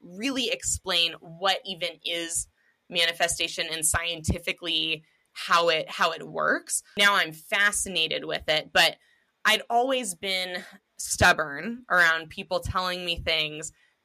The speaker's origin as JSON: {"language": "English", "town": "Seattle", "region": "Washington", "country": "United States", "tie": "born or raised there", "said": "me and my husband growing up in Seattle, Washington"}